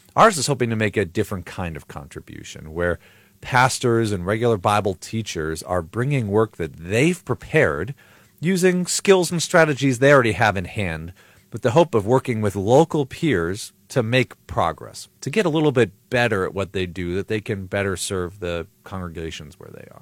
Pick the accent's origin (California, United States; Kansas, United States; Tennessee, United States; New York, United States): New York, United States; Buffalo; moved away as an adult; also born or lived in Chicago, Illinois; now in Highland, Indiana, United States; I grew up in Buffalo, New York, uh, till I was eighteen, nineteen